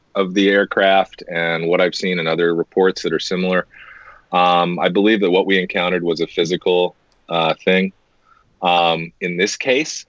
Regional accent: United States; I, as an American, I'll speak for a lot of us here in America.

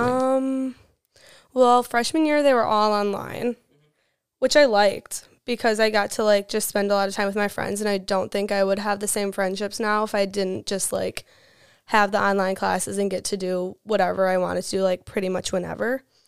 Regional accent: West Salem, Wisconsin, United States; I'm from West Salem. It's right next to La Crosse.

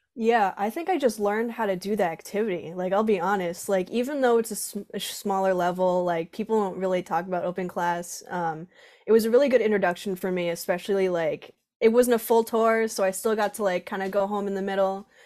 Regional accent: Groton, Connecticut, United States; I'm from, uh, Groton, Connecticut, Southeastern, right on the coast.

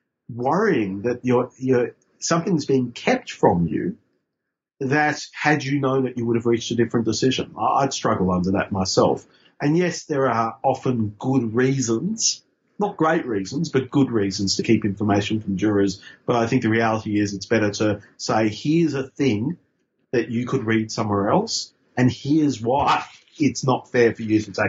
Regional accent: Queensland, Australia; because I grew up in Queensland under Joe Bjelke-Petersen.

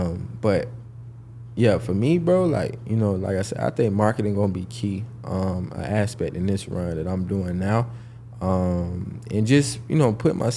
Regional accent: Jacksonville, Florida, United States; I'm actually from Jacksonville, Florida

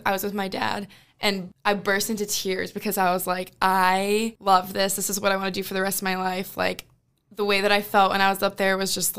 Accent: Pepperell, Massachusetts, United States; I grew up in Pepperell

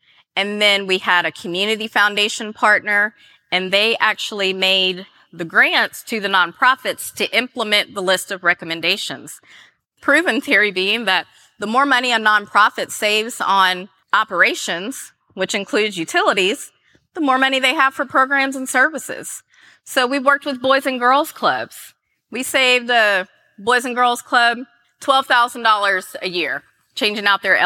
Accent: Gallatin, Tennessee, United States; now in Atlanta, United States; growing up in Gallatin, I was raised by my grandparents

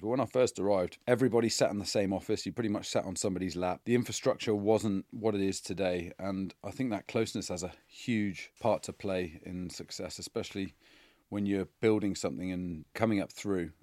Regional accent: Ivybridge, South West England, United Kingdom; moved away; I grew up in the Southwest. I went to Iverbridge Community College

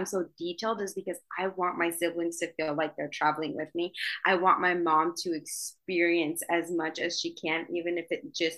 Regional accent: Idaho, United States; moved away as an adult; also born or lived in New York City; I'm from Idaho.

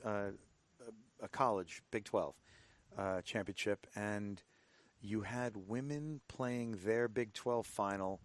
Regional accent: United States; I've grown up playing some baseball and hockey as an American. You grow up playing some of these sports over here in the States

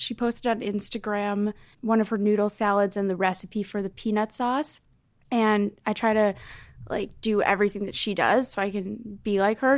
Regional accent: Chicago, Illinois, United States; now in New York City, United States; a larger apartment in my hometown of Chicago

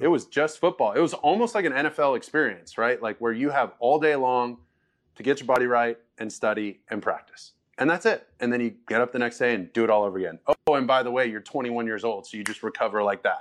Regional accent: Orange County, California, United States; I'm obviously from Orange County

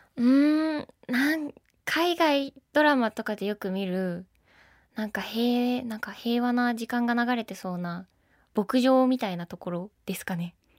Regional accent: Hokkaido, Japan; 北海道出身です

